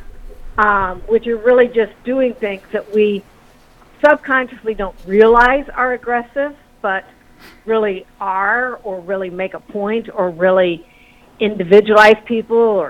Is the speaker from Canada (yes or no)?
no; the South, United States; moved away; also born or lived in the Midwest; I grew up in the South in the 60s, and my family talked about race all the time